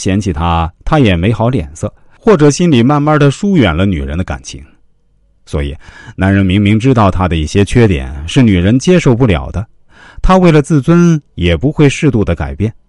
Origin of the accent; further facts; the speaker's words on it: China; 我们中国人啊